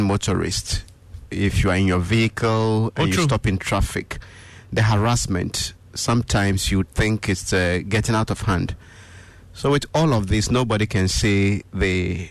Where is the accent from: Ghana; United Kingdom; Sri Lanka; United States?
Ghana; as a Ghanaian